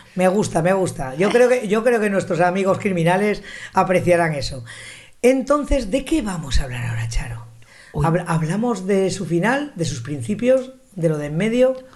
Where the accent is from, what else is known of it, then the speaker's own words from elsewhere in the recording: Zaragoza, Aragon, Spain; yo soy de Zaragoza